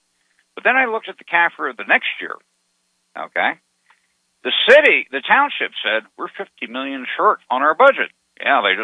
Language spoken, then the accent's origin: English; Arizona, United States; I'm from Arizona